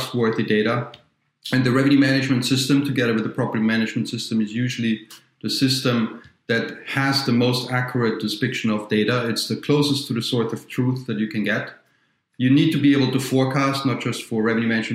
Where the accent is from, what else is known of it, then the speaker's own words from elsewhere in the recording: Austria; moved away as an adult; also born or lived in Vienna, Austria / New York, United States / Paris, France / London, United Kingdom; now in Minnesota, United States; I'm from near Munich, not in Munich, near Munich